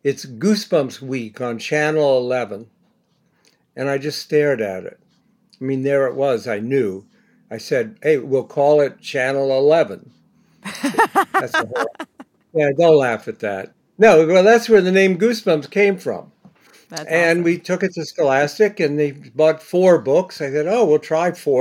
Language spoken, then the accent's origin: English; Bexley, Ohio, United States; now in New York, United States; I went to Ohio State. I grew up in Bexley.